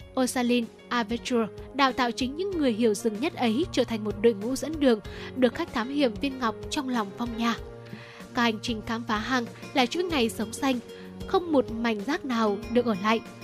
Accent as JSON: {"language": "Vietnamese", "area": "hometown with Tu Thuc Cave", "region": "Thanh Hóa", "country": "Vietnam", "tie": "born or raised there", "said": "quê hương của mình thì cũng có hang từ thức"}